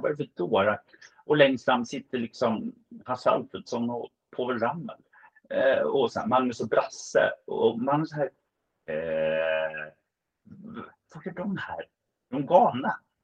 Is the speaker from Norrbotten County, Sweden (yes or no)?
no; Stockholm, Stockholm County, Sweden; som stockholmare